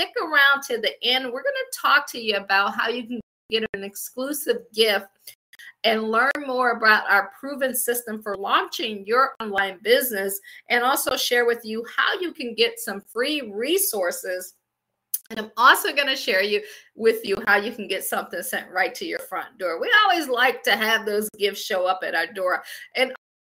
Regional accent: Akron, Ohio, United States; moved away as an adult; also born or lived in Washington, D.C. / Baltimore / Pittsburgh; I'm from Akron, Ohio. I always say I grew up shy, shelter, and in church basically 6 days a week.

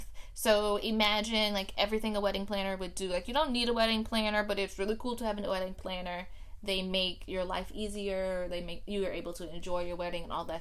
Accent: New Orleans, Louisiana, United States; I am from New Orleans.

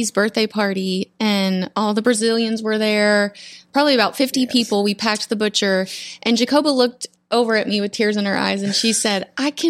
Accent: Borger, Texas, United States; Yeah, I was born in Florida, but grew up in the Panhandle, way up in the.

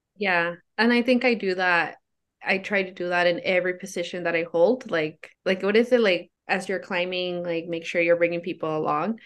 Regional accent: Oakland, California, United States; I grew up in Oakland

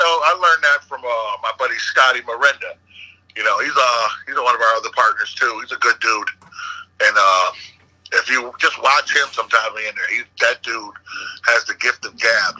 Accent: Naugatuck, Connecticut, United States; I grew up in Indian Hills, right next to Dave.

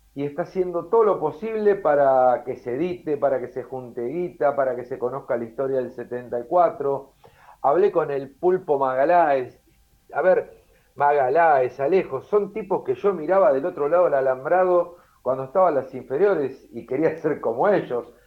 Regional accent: Temperley, Buenos Aires Province, Argentina; moved away as an adult; also born or lived in Lomas de Zamora; now in Uruguay; yo nací en Loma de Zamora, pero viví en Temperley hasta los 17, 18 años

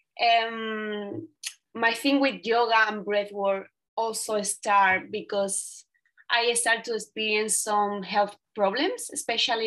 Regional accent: southern Spain, Spain; English is a second language; moved away as an adult; I came from a little town in the south of Spain

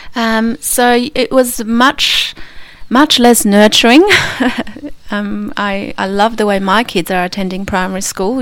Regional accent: Krakow, Lesser Poland, Poland; moved away; my hometown, Krakow

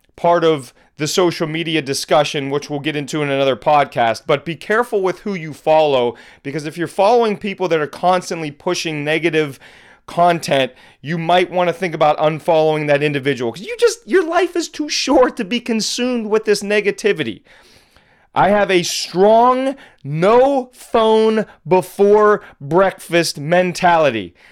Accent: Pittsburgh, Pennsylvania, United States; also born or lived in Boston; moved back to my hometown of Pittsburgh

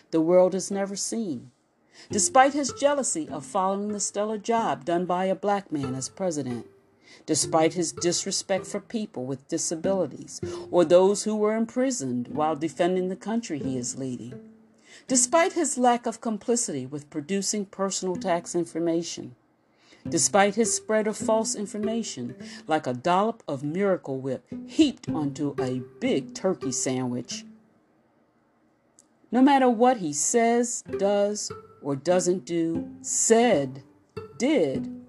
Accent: United States; I was from the United States

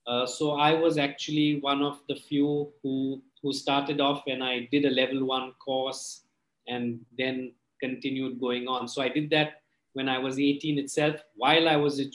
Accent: Mumbai, Maharashtra, India; I'm originally from Bombay

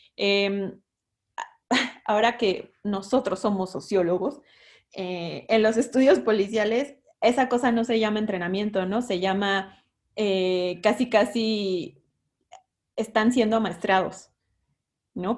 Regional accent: San Andrés Tuxtla, Veracruz, Mexico; Yo soy de Veracruz, ¿no? De un pueblito de Veracruz, de San Andrés Tuxtla

